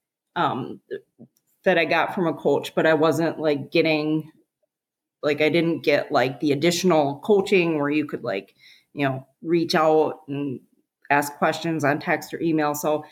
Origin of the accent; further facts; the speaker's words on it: South Central Wisconsin, United States; moved away; I grew up in South Central Wisconsin